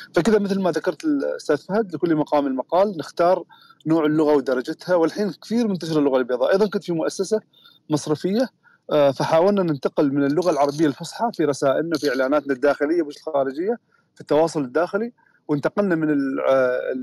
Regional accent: Oman; احنا عندنا في عمان لهجات مختلفه تماما

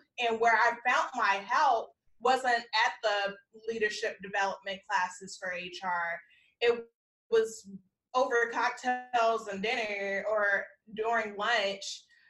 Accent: South Holland, Illinois, United States; I'm like, I'm from Chicagoland because I grew up in South Holland.

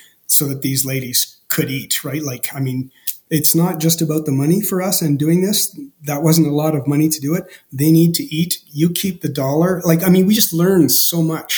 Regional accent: Canada; as a Canadian

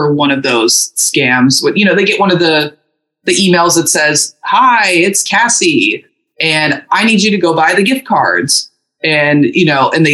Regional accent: Louisville, Kentucky, United States; I'm from Louisville, Kentucky, not exactly a music industry mecca

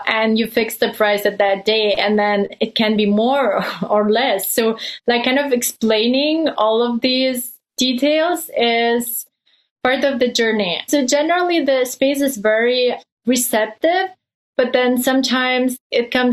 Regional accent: Lithuania; moved away as an adult; also born or lived in Germany / Belgium; I come from Lithuania. We have a strong background in basketball. So I spent my childhood watching NBA games at nighttime

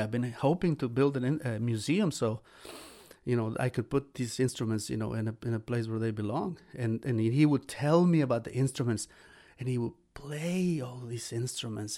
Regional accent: Xalapa, Veracruz, Mexico; moved away; my hometown, in Jalapa, Veracruz, Mexico

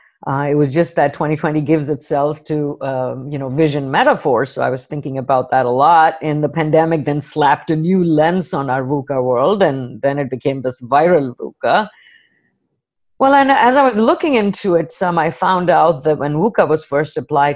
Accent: India; moved away; an Indian woman with an accent

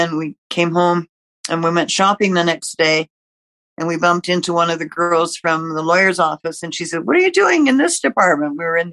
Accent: Canada; also born or lived in Ontario / Quebec; towns where I grew up in Ontario and Quebec

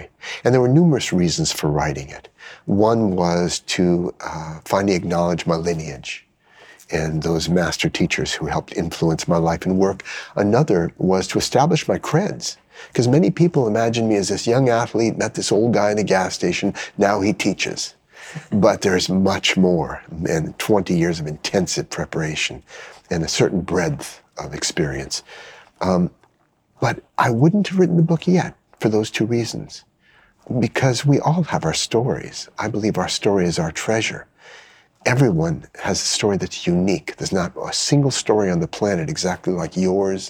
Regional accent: United States; an American who's an expert in mindfulness

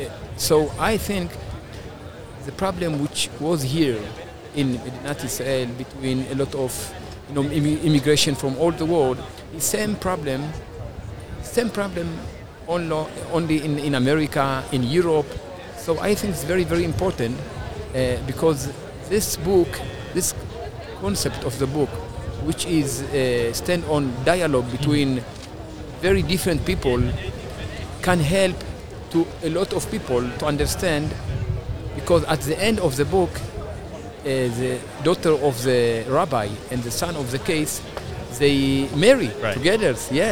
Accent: Ethiopia; English is a second language; originally I'm from Ethiopia and my wife, she is from Switzerland or something like

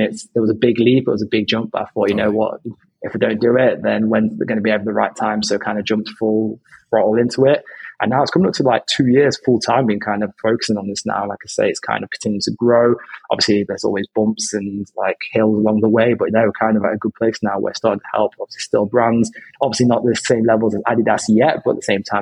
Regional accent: Derby, East Midlands, United Kingdom; now in London, United Kingdom; previously my hometown is Derby, which is up north

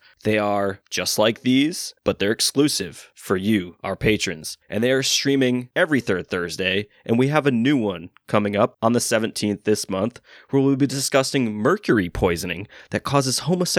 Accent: New England, United States; We're from New England

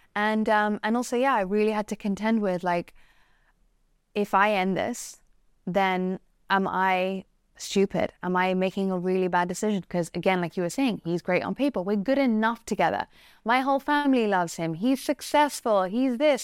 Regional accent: England, United Kingdom; I'm English

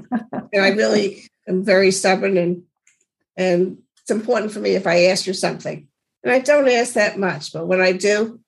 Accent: New York, United States; being a New Yorker, it's mm-hmm. a different kind of person.

